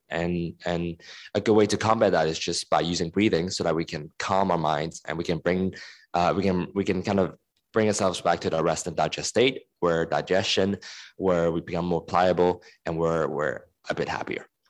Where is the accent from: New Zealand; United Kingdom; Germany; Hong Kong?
Hong Kong; moved away; also born or lived in United States; I was born and raised in Hong Kong and I was in the States for ten years